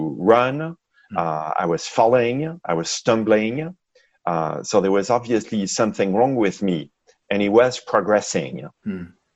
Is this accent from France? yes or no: yes; France; moved away as an adult; also born or lived in Seattle, Washington, United States; now in Bay Area, United States; I grew up in France, and I came to the U.S. for grad school in the mid-80s in Seattle, Washington, where I met my wife.